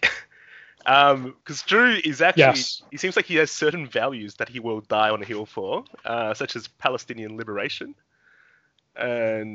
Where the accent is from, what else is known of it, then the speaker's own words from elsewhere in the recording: Australia; as a Aussie-born Chinese that's lived here for most of my life